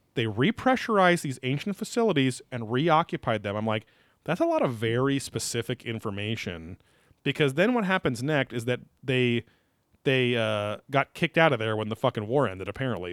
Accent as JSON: {"language": "English", "region": "New York", "country": "United States", "said": "I'm from New York"}